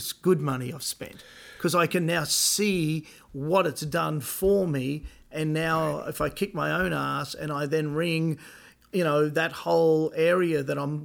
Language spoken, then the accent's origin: English; Australia; moved away; being an Aussie